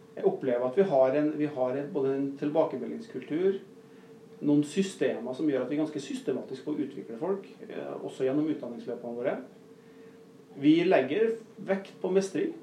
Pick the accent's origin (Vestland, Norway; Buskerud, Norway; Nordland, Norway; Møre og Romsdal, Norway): Møre og Romsdal, Norway; Nordmøre; also born or lived in Northern Norway; now in Rena, Norway; er jeg nordmøring